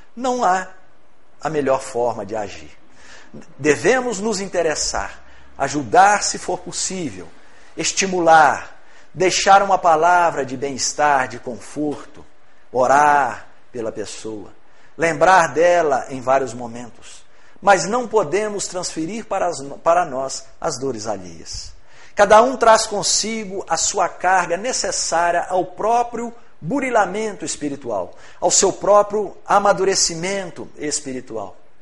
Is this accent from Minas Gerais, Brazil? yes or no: yes; Rio Pomba, Minas Gerais, Brazil; also born or lived in Ipatinga; eu sou de Rio Pomba, cidade próxima aqui, né? Meus pais morando em Rio Pomba